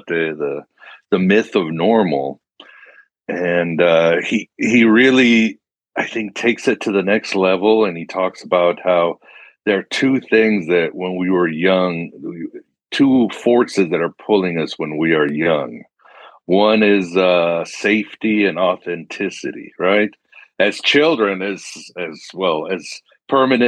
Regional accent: Mexico; moved away; I was growing up in Mexico

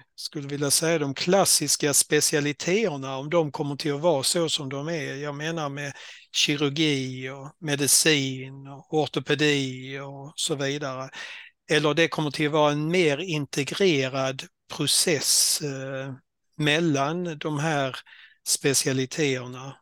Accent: Skåne, Sweden; accent: Scanian; moved away as an adult; also born or lived in Halland / Jönköping / Blekinge; ni hör på dialekten att jag kom från Skåne

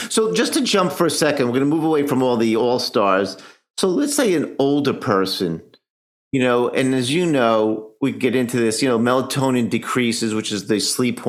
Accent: New York, United States; I'm a New Yorker.

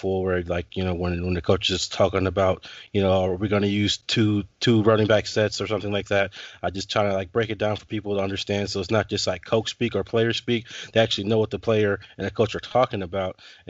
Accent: Anchorage, Alaska, United States; I'm born and raised in Anchorage, Alaska

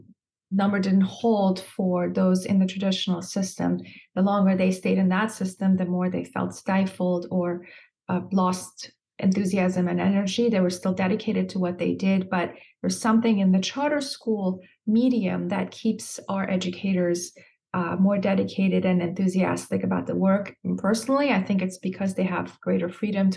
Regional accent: Iran; now in Virginia, United States; I was born and raised in Iran, left Iran after the revolution and after the war with Iraq

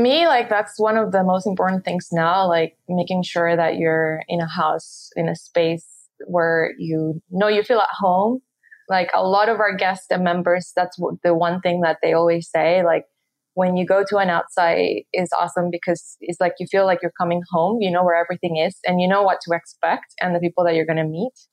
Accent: Puerto Rico; moved away as an adult; I'm from Puerto Rico. I grew up there. I went to high school there

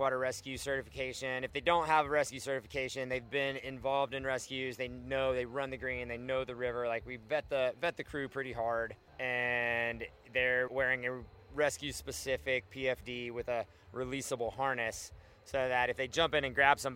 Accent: Alabama, United States; also born or lived in Brevard, North Carolina; now in Glenwood Springs, United States; I grew up in Alabama

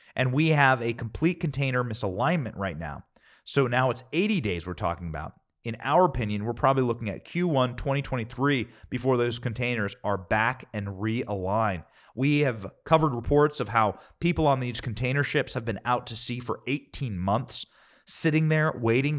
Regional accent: Iowa, United States; I'm from Iowa

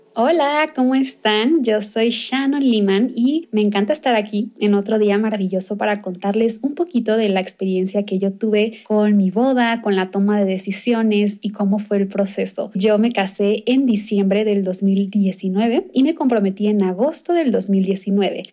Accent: Cancún, Quintana Roo, Mexico; en Cancún, de donde yo soy

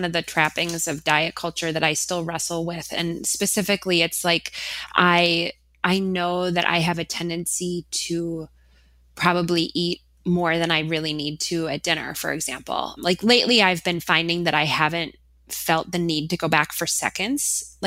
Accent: Minnesota, United States; I am from Minnesota.

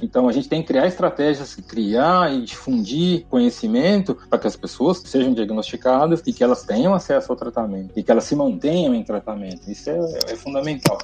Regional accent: Brazil; a gente como brasileiro

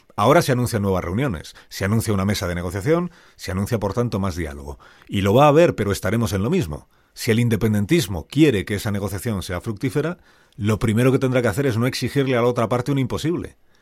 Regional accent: Spain

